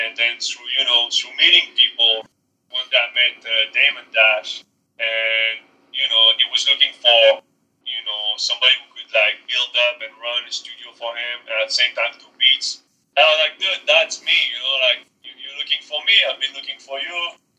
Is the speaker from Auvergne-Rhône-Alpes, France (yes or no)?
no; Paris suburbs, Île-de-France, France; now in Brooklyn, United States; I'm originally from Paris, France, from the suburbs over there.